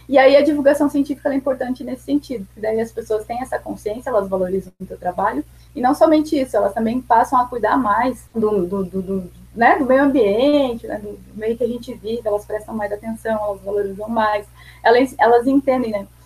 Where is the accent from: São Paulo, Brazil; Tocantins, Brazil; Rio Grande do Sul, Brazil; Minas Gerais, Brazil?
Rio Grande do Sul, Brazil; Porto Alegre; moved away as an adult; now in Brasília, Brazil; Sou natural de Porto Alegre, Rio Grande do Sul, e atualmente moro em Brasília